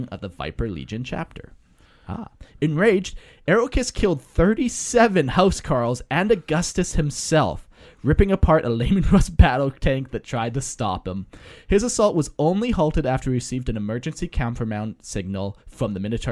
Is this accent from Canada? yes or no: yes; Canada; accent: Canadian; I have a Canadian accent, so some of my words are Canadian sounding